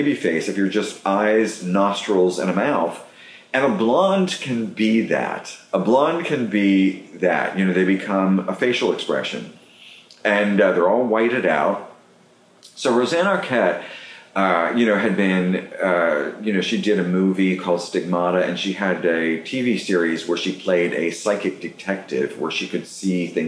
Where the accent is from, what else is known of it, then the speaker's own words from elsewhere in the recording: Western Pennsylvania, United States; moved away as an adult; now in New York, United States; where I grew up, you know, the people that I grew up with in Western Pennsylvania